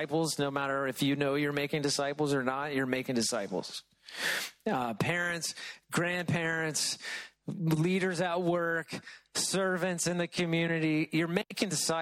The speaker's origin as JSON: {"language": "English", "region": "Middle Tennessee", "country": "United States", "tie": "born or raised there", "moved": "yes", "said": "When I was a kid growing up in Middle Tennessee"}